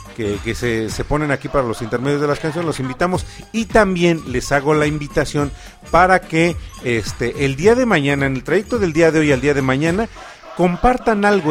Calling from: Mexico; los saludos desde México

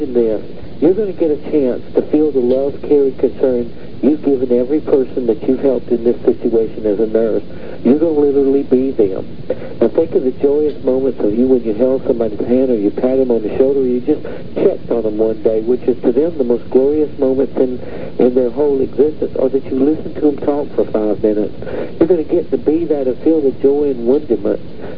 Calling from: Austin, Utah, United States; I'm from Austin, Utah.

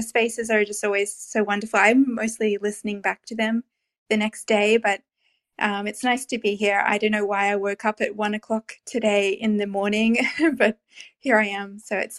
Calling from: Canberra, Australian Capital Territory, Australia; I'm calling from Canberra, which is the capital of Australia, somewhere between Sydney and Melbourne.

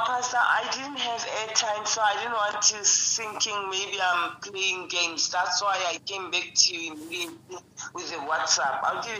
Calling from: Tembisa, Gauteng, South Africa; I live in Timbis, just after Midrand.

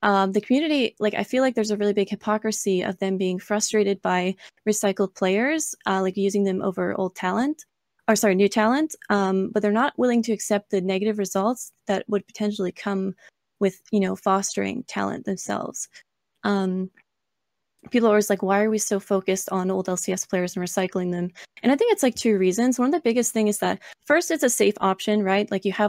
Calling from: Ontario, Canada; I'm calling from Ontario, Canada.

